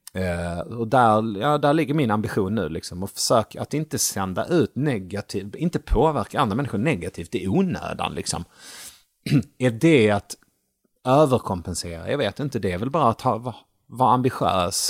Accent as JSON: {"language": "Swedish", "town": "Malmö", "region": "Skåne", "country": "Sweden", "tie": "born or raised there", "also_born_or_lived": "Gothenburg / Sunne, Värmland", "moved": "as an adult", "lives_now": "Stockholm, Sweden", "said": "växte jag upp i Malmö"}